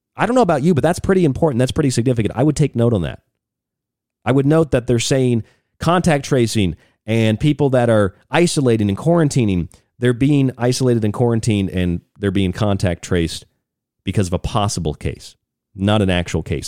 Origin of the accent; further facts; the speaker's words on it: Florida, United States; when I was a kid, I grew up in Florida